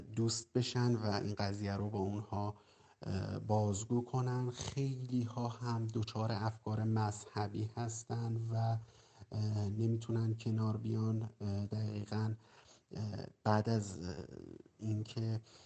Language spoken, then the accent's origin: Persian; Qazvin, Qazvin Province, Iran; 35 سالمه و از قزوین هستم